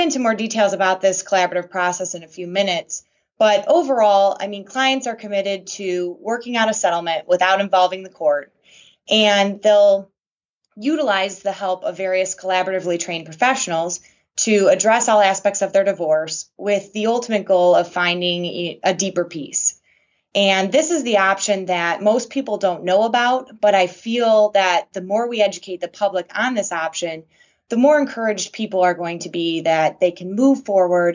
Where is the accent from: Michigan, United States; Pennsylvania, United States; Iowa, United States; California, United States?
Michigan, United States; I was born and raised in Michigan.